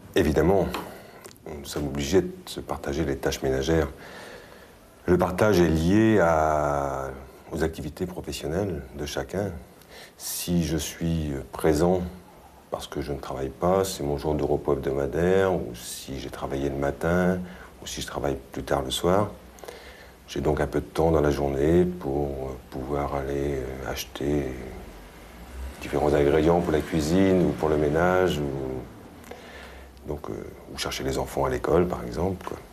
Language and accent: French; Brittany, France; moved away as an adult; also born or lived in Paris; étant breton, je désirais absolument revenir dans ma région d'origine